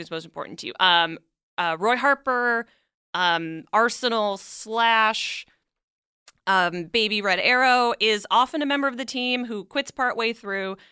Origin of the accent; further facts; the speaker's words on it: Canada; moved away; I'm originally from Canada